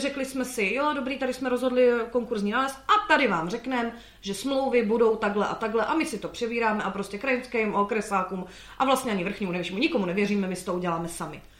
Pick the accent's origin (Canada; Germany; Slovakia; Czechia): Slovakia; moved away; a já jsem zo Slovenska